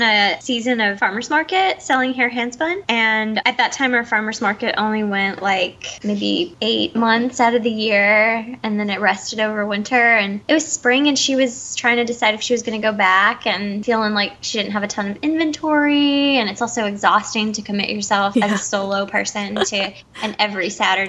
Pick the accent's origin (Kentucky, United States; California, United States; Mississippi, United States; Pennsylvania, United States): Mississippi, United States; Summit; now in Bellingham, United States; I am from Mississippi originally.